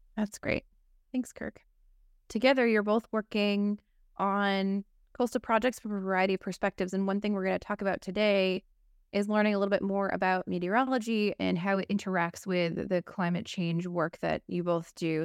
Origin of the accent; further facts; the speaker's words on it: West Michigan, United States; we're originally from West Michigan